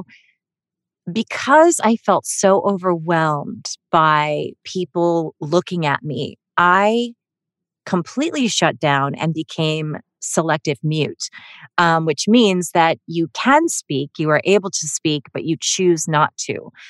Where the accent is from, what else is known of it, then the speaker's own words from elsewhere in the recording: Melbourne, Victoria, Australia; born there; I was born in Melbourne, Australia, but I'm not Australian.